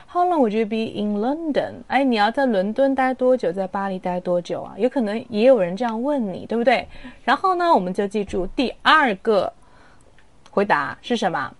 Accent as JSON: {"language": "Chinese", "town": "Ningbo", "region": "Zhejiang", "country": "China", "tie": "born or raised there", "said": "我的家乡是宁波"}